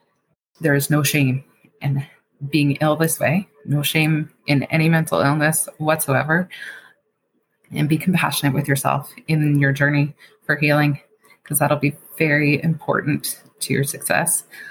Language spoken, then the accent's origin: English; Queens, New York, United States; Now, I grew up in Queens County, and I know not everybody has those resources.